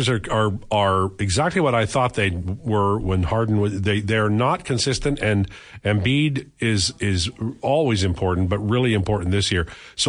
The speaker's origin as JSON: {"language": "English", "country": "United Kingdom", "said": "As a Brit, we do have some very good food."}